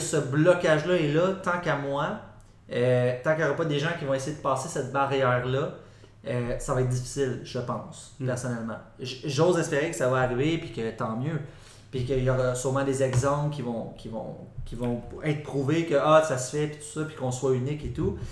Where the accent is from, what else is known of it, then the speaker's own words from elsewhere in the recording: Quebec, Canada; on est québécois, on a notre culture